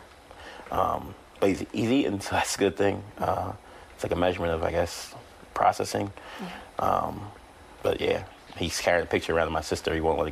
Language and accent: English; Philadelphia, Pennsylvania, United States; we're from West Philly.